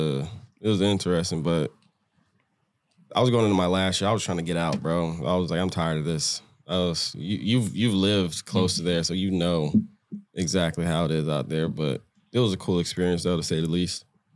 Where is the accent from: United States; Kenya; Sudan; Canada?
United States; Florida; moved away as an adult